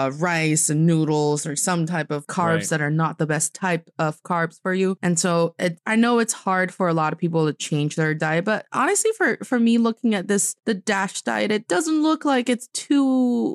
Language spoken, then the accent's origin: English; Northeast China, China; It's actually kind of common in especially people from my hometown in the northeast of China because it's cold there.